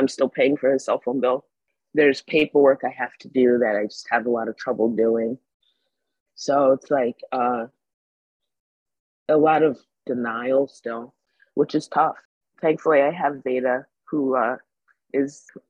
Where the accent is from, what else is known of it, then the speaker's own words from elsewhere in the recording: Troy, New York, United States; I'm proud to be from Troy